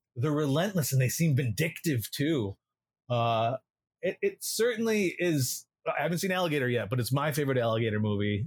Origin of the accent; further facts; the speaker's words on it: Illinois, United States; Growing up in Illinois